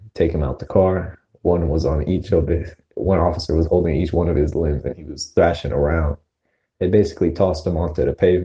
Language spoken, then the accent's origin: English; Maryland, United States